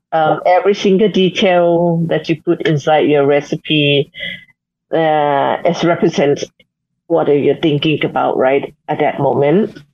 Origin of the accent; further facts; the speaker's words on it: Chiang Mai, Thailand; now in Bangkok, Thailand; in my hometown, Chiang Mai, we also have our um, the cultural heritage about food